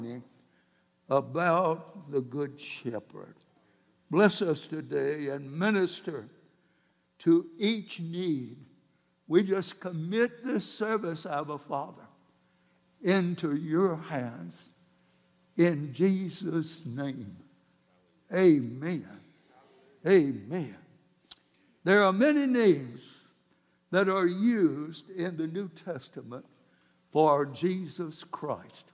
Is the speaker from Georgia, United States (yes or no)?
yes; South Georgia, United States; I grew up down in South Georgia